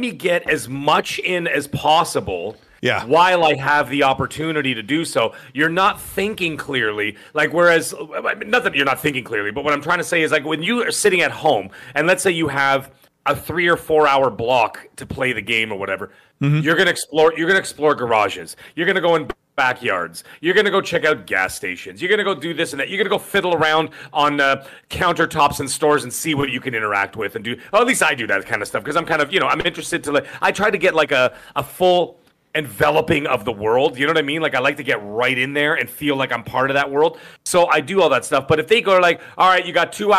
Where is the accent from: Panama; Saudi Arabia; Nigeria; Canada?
Canada; Toronto, Ontario; I am from Canada. I'm from Toronto